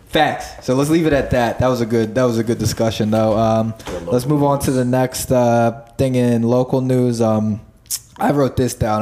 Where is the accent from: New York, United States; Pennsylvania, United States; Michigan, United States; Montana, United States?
Pennsylvania, United States; near Stroudsburg; now in Philadelphia, United States; Stroudsburg, like uh or not that's not my hometown, but like the, say, the oh, most populated place near fucking uh the town that I lived